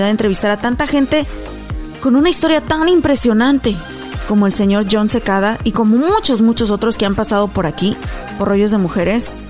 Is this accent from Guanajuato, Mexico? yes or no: yes; Apaseo el Alto, Guanajuato, Mexico; moved away; cuando estaba yo en Guanajuato, en mi pueblo, en Apaso el Alto